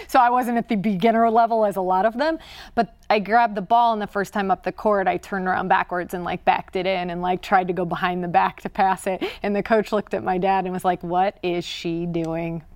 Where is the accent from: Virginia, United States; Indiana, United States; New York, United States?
Indiana, United States; moved away; growing up in Indiana